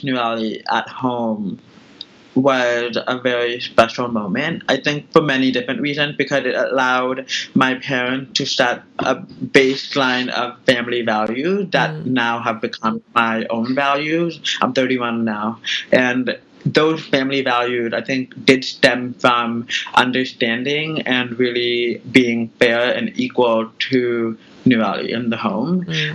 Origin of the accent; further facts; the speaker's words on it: Tracy, California, United States; moved away as an adult; also born or lived in Manhattan, New York; now in New York, United States; I was born and raised in California. So I am a Californian by nature, and now I live in Manhattan.